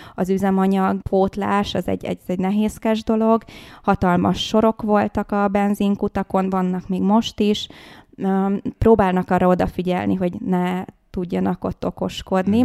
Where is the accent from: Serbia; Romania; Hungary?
Hungary; Az anyukám a kubai, az apukám uh-huh. pedig a magyar, és én már itt születtem Magyarországon